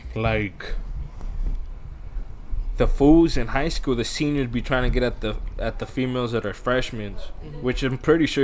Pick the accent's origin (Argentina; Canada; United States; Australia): United States; Porterville, California; also born or lived in Iowa; when we came back from Iowa, and we moved back to Porterville